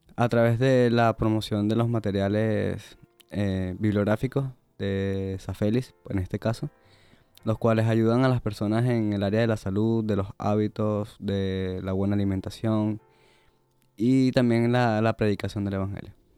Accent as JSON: {"language": "Spanish", "country": "Venezuela", "moved": "yes", "said": "soy de Venezuela"}